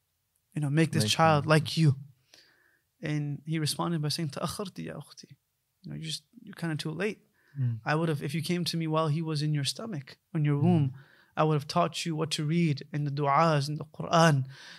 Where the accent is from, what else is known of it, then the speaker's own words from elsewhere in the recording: United States; we were born and raised in the States. You know, my parents are physicians. They came to the States in 1989.